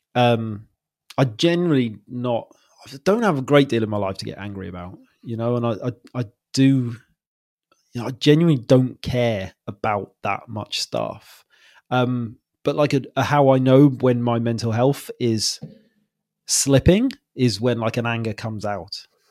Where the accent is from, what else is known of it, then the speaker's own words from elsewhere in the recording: Wales, United Kingdom; moved away as an adult; now in Wirral, United Kingdom; I'm from Wales originally